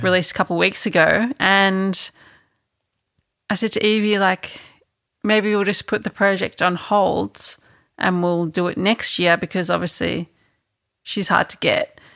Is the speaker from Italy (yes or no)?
no; Melbourne, Victoria, Australia; being a kid growing up, um, growing up in Melbourne